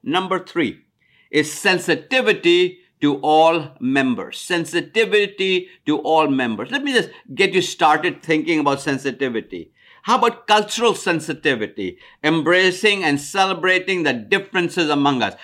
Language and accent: English; India; moved away as an adult; now in United States; I'm from India. When I came to America in nineteen seventy-two